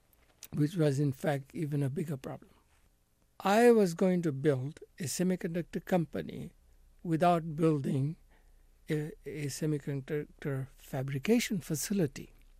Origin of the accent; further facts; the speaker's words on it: India; I think, yes, they may have had doubts about my ability to run a company, you know, as an Indian.